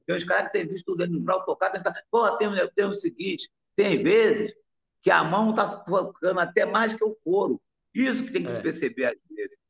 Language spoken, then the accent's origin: Portuguese; Rio de Janeiro, Brazil; also born or lived in Morro da Casa Branca, Rio de Janeiro; eu nasci lá no Morro da Casa Branca, lá do Porão, que já foi fundada. Não foi fundada lá no Porão, era da Casa Branca. Aí fui morar na Piedade com cinco anos